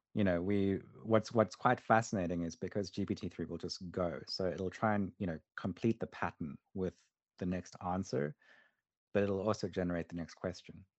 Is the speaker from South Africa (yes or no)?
yes; South Africa; when I was a kid growing up in South Africa